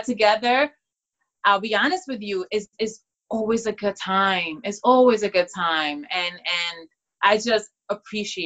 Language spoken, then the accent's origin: English; Dominican Republic; I am from the Dominican Republic, so at a very young age too, you know, we dance bachata, merengue, salsa.